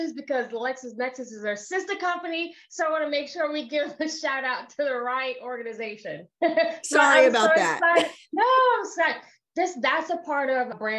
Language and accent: English; Jamaica; I'm Jamaican